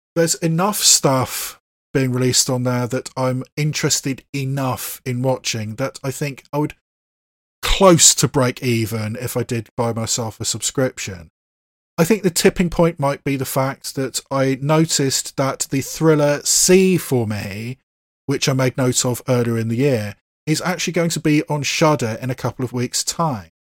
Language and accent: English; Bath, South West England, United Kingdom; my hometown of Bath